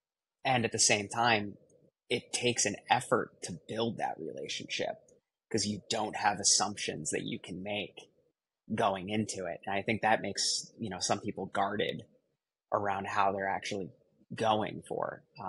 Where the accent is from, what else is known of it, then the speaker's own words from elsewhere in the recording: Midwest, United States; I grew up in the Midwest.